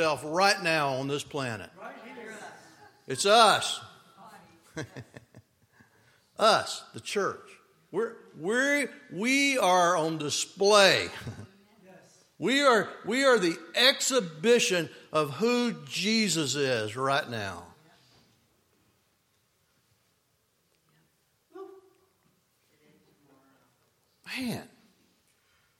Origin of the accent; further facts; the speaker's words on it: United States; I'm an American